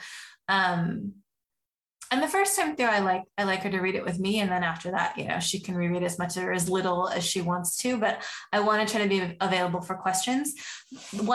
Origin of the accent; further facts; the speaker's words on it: Oregon, United States; I grew up in Oregon